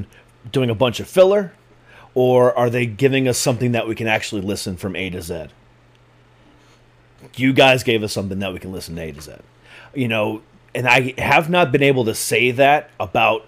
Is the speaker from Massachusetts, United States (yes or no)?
no; Florida, United States; moved away as an adult; also born or lived in Lorain, Ohio, United States; now in Northern Virginia, United States; I was actually born in Lorain. I was born 2 blocks away from Lake Erie. Lived there until I was 8 and moved to Florida from then.